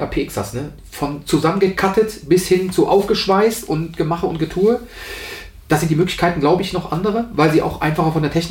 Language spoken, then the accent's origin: German; Rhineland, Germany; Was dich per se als Rheinländer, ich versuche jetzt auch Hochdeutsch zu sprechen, aber der rheinische Junge, der ähm, bimmelt halt immer raus.